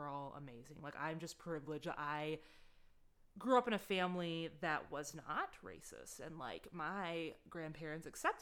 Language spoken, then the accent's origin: English; Oxford, Michigan, United States; I grew up in Oxford, Michigan